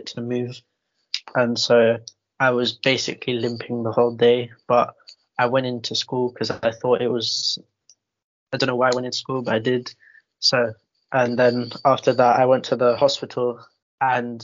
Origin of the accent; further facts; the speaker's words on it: London, United Kingdom; I'm from East London, I live in Newham.